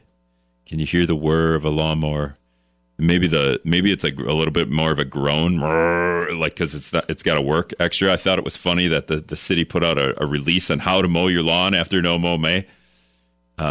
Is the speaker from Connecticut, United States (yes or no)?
no; Greenville, Wisconsin, United States; now in La Crosse, United States; I'm an Appleton native, but really I'm from Greenville